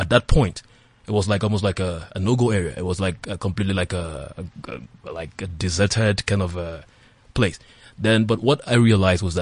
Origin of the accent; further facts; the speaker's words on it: Calabar, Cross River, Nigeria; I'm a Nigerian from the southern part of Nigeria, precisely Calabar, from Cross River State